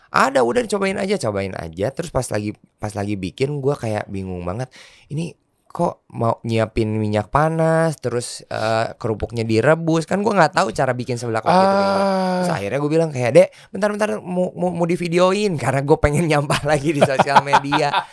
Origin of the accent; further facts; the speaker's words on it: West Java, Indonesia; born there; salah satu cemilan Eh, dari kota kelahiran gue, maksudnya tanah Sunda